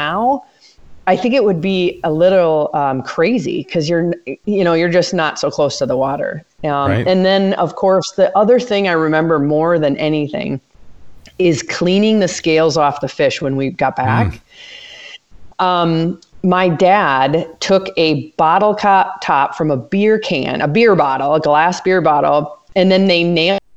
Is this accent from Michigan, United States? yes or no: yes; Charlevoix, Michigan, United States; also born or lived in Upper Peninsula, Michigan; now in Florida, United States; I grew up in the state of Michigan, and it is the northern part of the Lower Peninsula